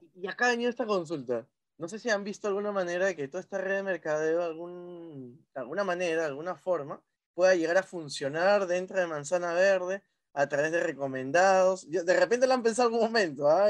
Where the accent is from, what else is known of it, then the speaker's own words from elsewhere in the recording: Chimbote, Ancash, Peru; yo soy de Chimbote